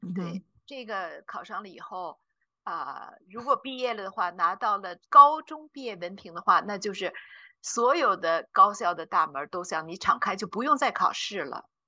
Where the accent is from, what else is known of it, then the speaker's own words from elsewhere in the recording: China; now in Zurich, Switzerland; 我们中国人